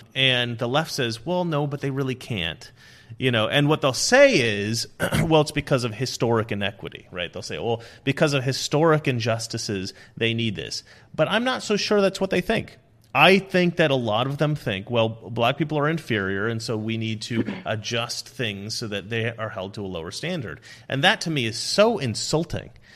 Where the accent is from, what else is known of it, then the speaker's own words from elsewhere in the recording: Oregon, United States; growing up in Oregon, um, we, we were, I mean, we had, like, leftist teachers